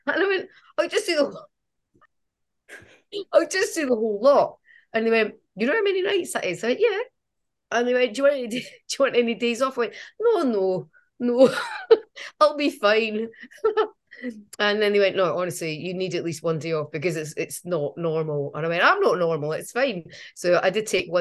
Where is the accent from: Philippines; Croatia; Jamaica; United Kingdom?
United Kingdom; Edinburgh, Scotland; I'm from Edinburgh